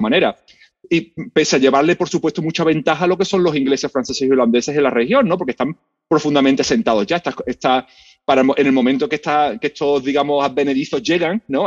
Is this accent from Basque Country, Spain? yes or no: no; Seville, Andalusia, Spain; moved away as an adult; now in United States; yo soy español, yo soy de Sevilla